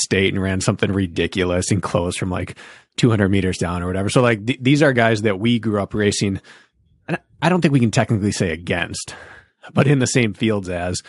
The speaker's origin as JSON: {"language": "English", "town": "Milwaukee", "region": "Wisconsin", "country": "United States", "said": "I'm from Milwaukee."}